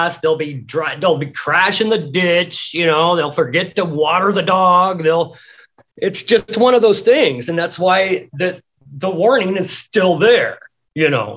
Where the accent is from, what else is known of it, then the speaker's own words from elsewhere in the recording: Pacific Northwest, United States; I grew up in the Pacific Northwest